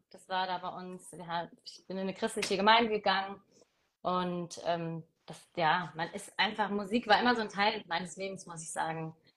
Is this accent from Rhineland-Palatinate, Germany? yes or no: yes; Koblenz, Rhineland-Palatinate, Germany; Also, ich bin … Ich komme aus Koblenz